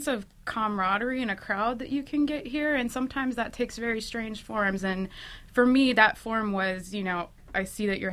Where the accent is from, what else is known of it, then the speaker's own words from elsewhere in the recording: rural Illinois, United States; moved away as an adult; now in New York, United States; I grew up in a really small town in rural Illinois